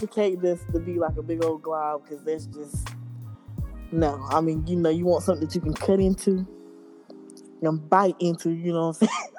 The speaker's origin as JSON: {"language": "English", "town": "Roseboro", "region": "North Carolina", "country": "United States", "said": "I'm from Roseboro, North Carolina, a little small town"}